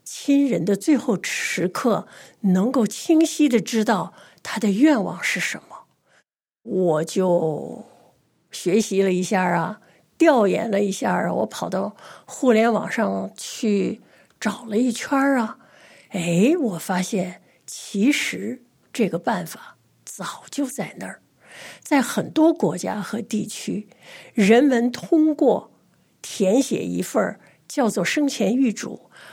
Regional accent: China; 我们中国人哈，不太善于谈论死亡

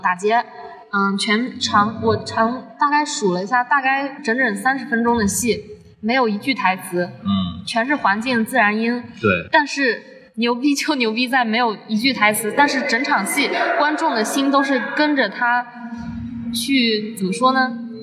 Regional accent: Zhejiang, China; 我来自浙江

